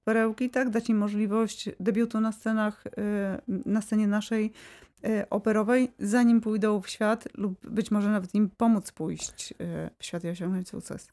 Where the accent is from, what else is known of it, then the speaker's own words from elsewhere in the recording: Wrocław, Lower Silesian Voivodeship, Poland; ja jestem z Wrocławia, czuję się wrocławianką